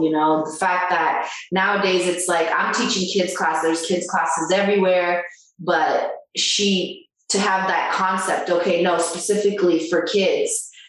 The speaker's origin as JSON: {"language": "English", "country": "Brazil", "also_born_or_lived": "Italy", "second_language": "English", "said": "Little did they know that I was a Brazilian with no grammar. But my English accent was great."}